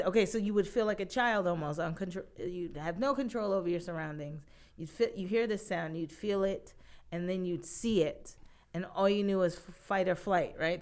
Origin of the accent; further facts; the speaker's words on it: New York, United States; I am a New Yorker, born and raised.